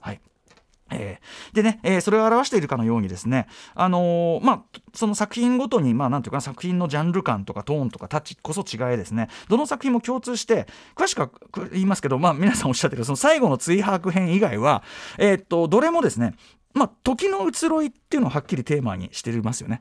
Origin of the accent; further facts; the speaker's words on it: Tokyo, Japan; 僕は東京に生きる東京人としても昭和の東京人